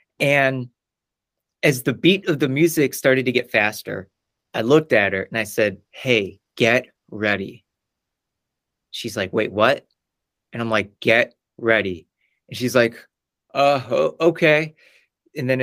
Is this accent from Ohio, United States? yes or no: yes; Cleveland, Ohio, United States; I'm from Cleveland, Ohio